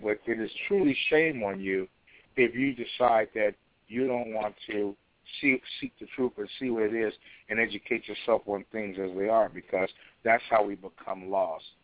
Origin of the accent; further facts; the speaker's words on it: Chicago, Illinois, United States; I was raised in Chicago, directly under Elijah Muhammad